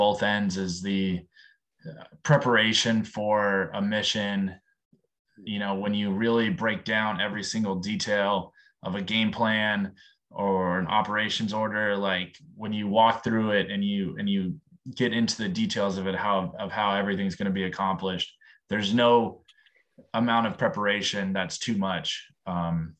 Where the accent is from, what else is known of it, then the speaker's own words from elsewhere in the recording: San Diego, California, United States; moved away as an adult; I was a kid from San Diego, grew up around the military and Navy family